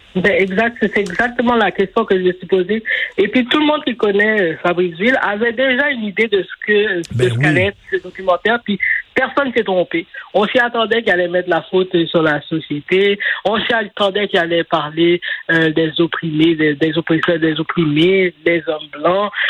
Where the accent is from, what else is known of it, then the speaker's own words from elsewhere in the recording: Montreal, Quebec, Canada; j'ai grandi à Saint-Michel, j'ai vécu là jusqu'en 2012